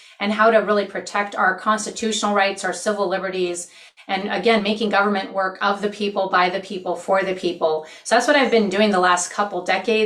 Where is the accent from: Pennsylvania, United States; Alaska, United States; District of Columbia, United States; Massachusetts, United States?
Alaska, United States; Anchorage; also born or lived in Wasilla, Alaska; I was raised in Wasilla in Anchorage, fishing and playing ice hockey, and I graduated from Stellar in Anchorage